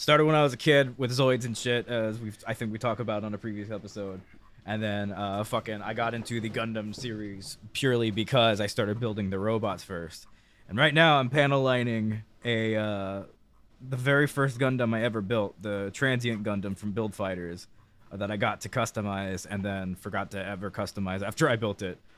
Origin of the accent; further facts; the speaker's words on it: United States; as an American